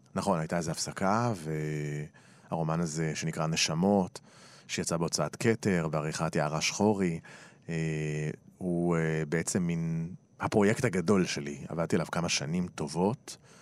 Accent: Tel Aviv, Tel Aviv District, Israel; עברנו לנחלת יצחק, שם ביליתי את ילדותי

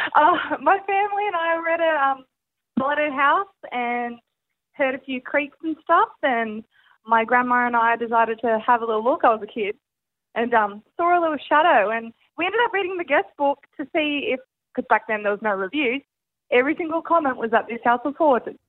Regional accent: Nelson Bay, New South Wales, Australia; now in Central Coast, Australia; I'm from Nelson Bay, so Newcastle area

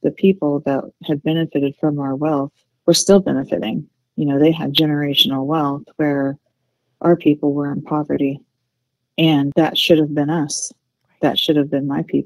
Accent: Fairfax, Oklahoma, United States; I grew up in the same town that the film is set in. I grew up in Fairfax, Oklahoma

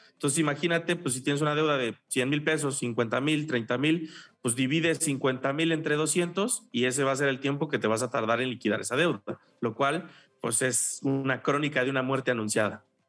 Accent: Mexico; en nuestra idiosincrasia como mexicanos, como latinos

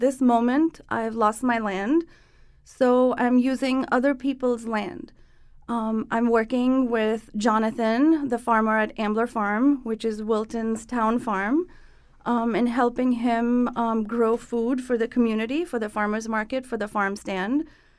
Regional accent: Mumbai, Maharashtra, India; So I grew up in Bombay, and I spent the weekends in the countryside with families that homesteaded.

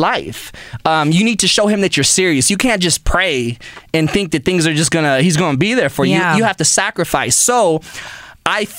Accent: Pasadena, California, United States; I grew up in Pasadena

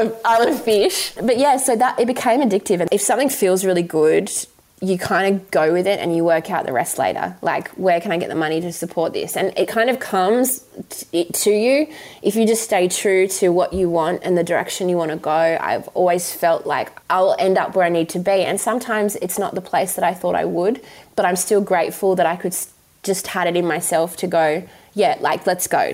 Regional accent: Western Australia, Australia; I grew up in West Australia

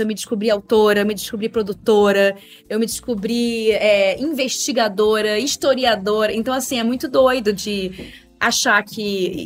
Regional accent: Rio de Janeiro, Brazil; moved away as an adult; now in São Paulo, Brazil; eu sou carioca, né? morei a vida inteira no Rio de Janeiro

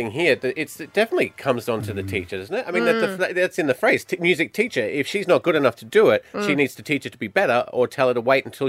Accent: Australia; We're Australian, we're fine.

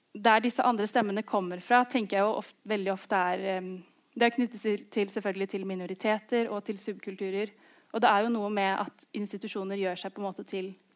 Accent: Oslo, Norway; Begge foreldrene mine er derfra, men jeg har vokst opp i, i Oslo.

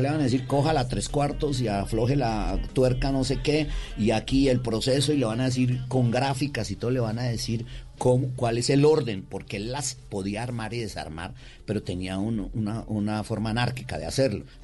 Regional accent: Cali, Valle del Cauca, Colombia; Sí, eh, yo soy caleño por mi padre, eh, cundiboyaco por mi mamá. Mi mamá es cundiboyaca.

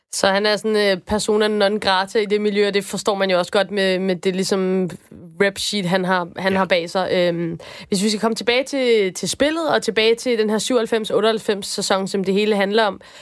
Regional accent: Denmark; nu er jeg jo dansker

